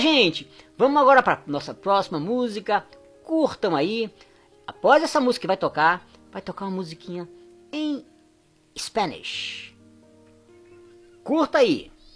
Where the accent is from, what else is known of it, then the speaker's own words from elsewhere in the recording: Fortaleza, Ceará, Brazil; now in England; eu sou de Fortaleza